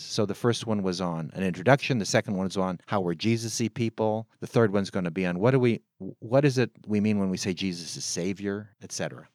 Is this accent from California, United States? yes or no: yes; San Francisco, California, United States; I was born on August twenty-fourth, nineteen fifty-two at Saint Francis Hospital in San Francisco, California